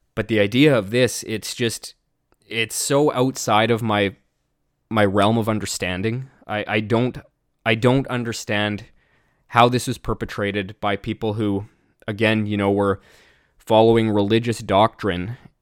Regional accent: British Columbia, Canada; even me as a Canadian

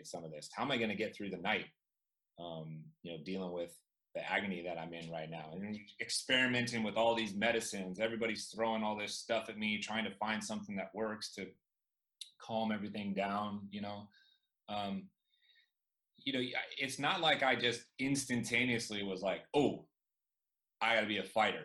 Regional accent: Chico, California, United States; I grew up in Chico, California, the home of Sierra Nevada beer, microbrew

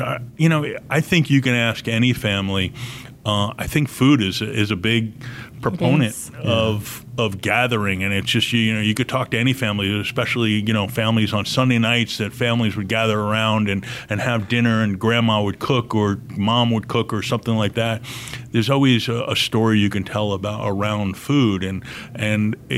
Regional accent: New York, United States; moved away; growing up in New York, we were living in a two-story home

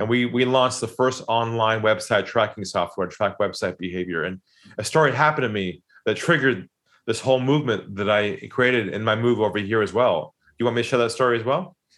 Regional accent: San Diego, California, United States; moved away as an adult; now in Sydney, Australia; I grew up in San Diego

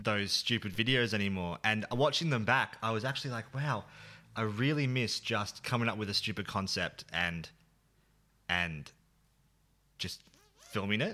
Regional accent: Bendigo, Victoria, Australia; Bendigo is where I grew up

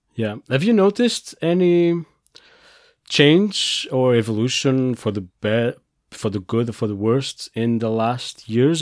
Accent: Portugal; I come from Portugal

